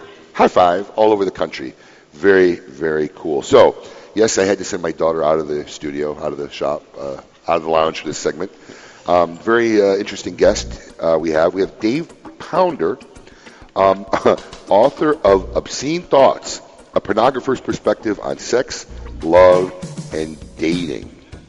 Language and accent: English; Chicago, Illinois, United States; in my hometown of Chicago.